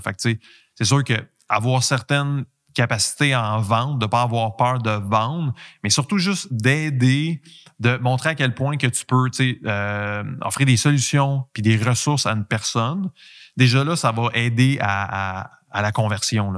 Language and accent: French; Quebec, Canada; accent: Québécois; j'ai un accent québécois